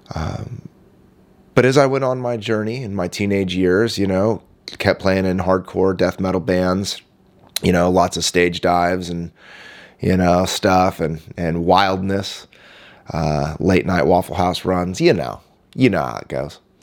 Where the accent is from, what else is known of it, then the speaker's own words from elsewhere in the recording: Indianapolis, Indiana, United States; also born or lived in Miami, Florida; now in San Diego, United States; in the early nineties, we moved back to Indianapolis, uh, where my dad planted another church and he's still pastoring there today. I grew up in that church movement